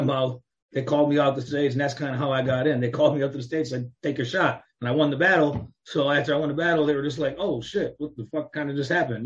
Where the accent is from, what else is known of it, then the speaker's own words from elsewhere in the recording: Chicago, Illinois, United States; moved away as an adult; also born or lived in Phoenix, Arizona / Los Angeles / Las Vegas / Miami; Chicago, Chicagoland area, outskirts of Chicago, either in the city or outside the city my whole life until I got to about 20 years old